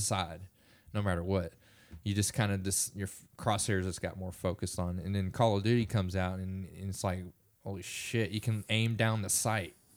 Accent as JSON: {"language": "English", "town": "Springtown", "region": "Texas", "country": "United States", "tie": "born or raised there", "said": "we grew up in Springtown, Texas"}